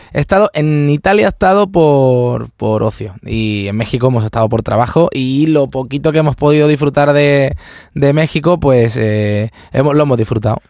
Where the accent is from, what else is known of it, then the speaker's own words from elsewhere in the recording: Córdoba, Andalusia, Spain; ir a mi tierra